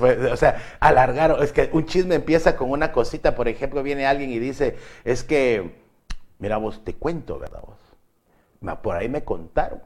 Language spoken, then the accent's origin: Spanish; Guatemala; los guatemaltecos